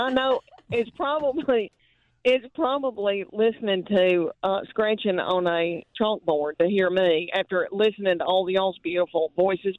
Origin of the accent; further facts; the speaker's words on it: Adams, Tennessee, United States; now in Knoxville, United States; I was raised in Adams, Tennessee, near Austin Peay